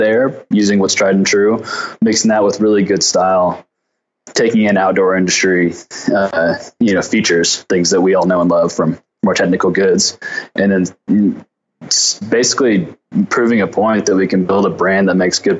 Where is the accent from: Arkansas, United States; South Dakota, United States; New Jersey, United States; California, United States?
Arkansas, United States; Fayetteville; So I'm from Arkansas. I grew up in the Ozark Mountains in Fayetteville, Arkansas.